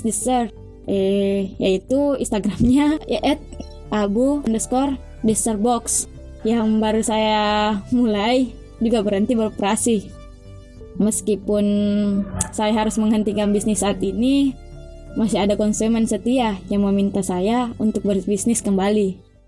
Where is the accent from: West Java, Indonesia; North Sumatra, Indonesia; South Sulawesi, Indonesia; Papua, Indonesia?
South Sulawesi, Indonesia; Pangkep; Saya dari Desa Bontemanai, Kecamatan Lakbakan, Kabupaten Pangkep